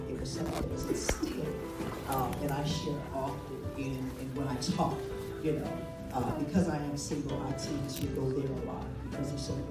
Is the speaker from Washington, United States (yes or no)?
yes; Seattle, Washington, United States; I am from Seattle, Washington, the Emerald City, uh, the rich city.